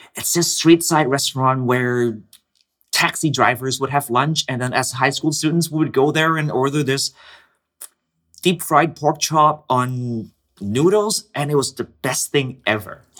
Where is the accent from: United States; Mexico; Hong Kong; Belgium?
Hong Kong; born or raised there; moved away